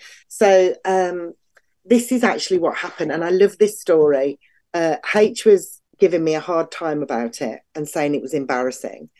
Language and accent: English; England, United Kingdom; being English and female